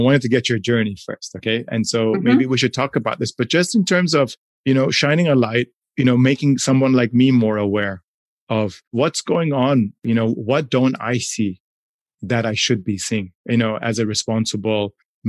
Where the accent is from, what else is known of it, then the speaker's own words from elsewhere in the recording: India; clearly there's a lot of privilege from my side of the world, even though I still face challenges being Indian